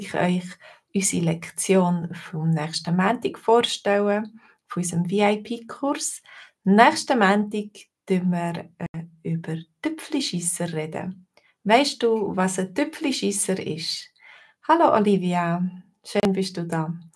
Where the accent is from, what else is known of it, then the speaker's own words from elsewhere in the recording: Switzerland; ich bin selber Schweizerin